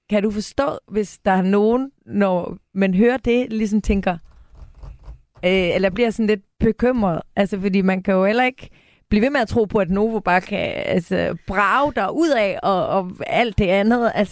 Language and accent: Danish; Jutland, Denmark; Og jeg er jo også jyde